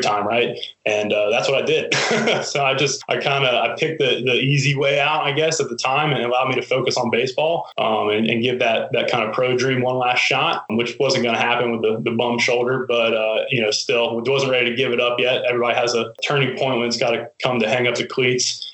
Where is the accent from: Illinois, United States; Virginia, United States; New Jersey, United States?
Virginia, United States; Hampton; my hometown of Hampton